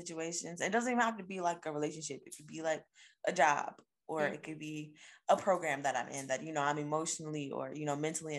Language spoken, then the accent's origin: English; Virginia, United States; moved away as an adult; we're all just from Virginia